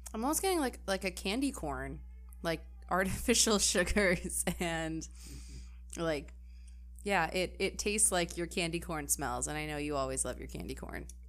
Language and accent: English; Midwest, United States; growing up in the Midwest